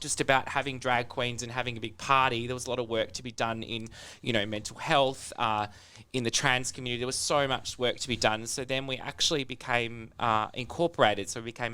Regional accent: Pinjarra, Western Australia, Australia; moved away as an adult; also born or lived in London; I grew up in Pinjarra, a country town

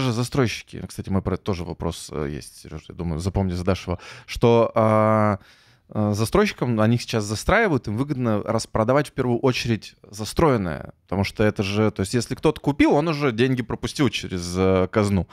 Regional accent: Yekaterinburg, Sverdlovsk Oblast, Russia; now in Saint Petersburg, Russia; Я простой мужик из Екатеринбурга

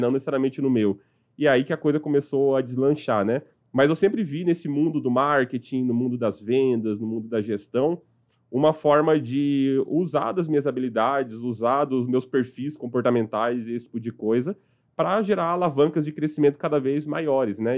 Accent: Sorocaba, São Paulo, Brazil; also born or lived in Piauí; Quando meu pai me importou de volta para São Paulo, eu fui morar com eles em, em Sorocaba

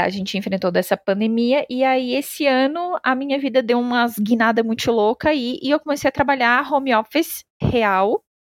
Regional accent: Santa Catarina, Brazil; moved away as an adult; now in São Paulo, Brazil; Eu sou de Santa Catarina, né? Sou do Sul

